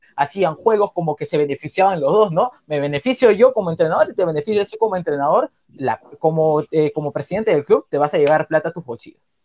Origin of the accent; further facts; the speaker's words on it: Callao, Peru; por ser del Callao, porque mis abuelos son del Callao